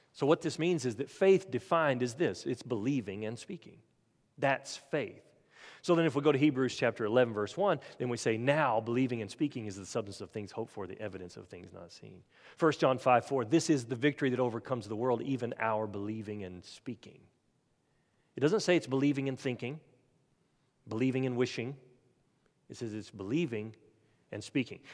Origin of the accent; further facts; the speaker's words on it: Oklahoma, United States; moved away; I'm, I'm originally from Oklahoma